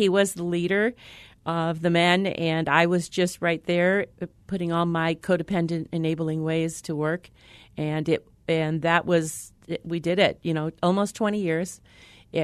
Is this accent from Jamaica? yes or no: no; New York, United States; born there; Well, I was born in New York, and my father was an alcoholic.